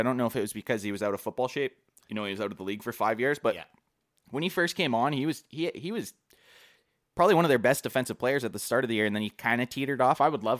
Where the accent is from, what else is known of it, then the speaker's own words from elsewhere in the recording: Canada; I've actually had a few people already beak me for being Canadian.